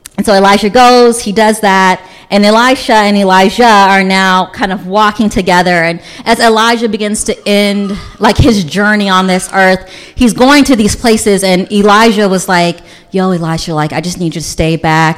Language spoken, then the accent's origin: English; Louisville, Kentucky, United States; now in Montgomery County, United States; I grew up in Louisville, Kentucky, which is the Bible Belt